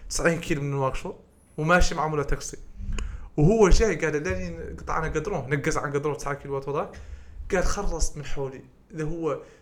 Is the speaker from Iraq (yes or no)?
no; Mauritania; احنا الموريتانيين